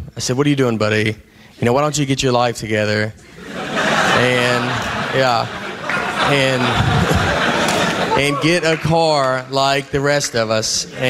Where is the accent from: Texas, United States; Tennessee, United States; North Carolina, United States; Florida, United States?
Tennessee, United States; accent: thick; I have a thick accent. And I know this because when I meet people and they hear it, they're always like, what's up? Where are you from? I'm like, Tennessee.